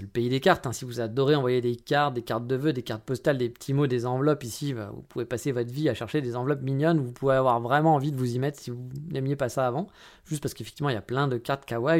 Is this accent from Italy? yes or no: no; France; moved away as an adult; now in Kyoto, Japan; je suis français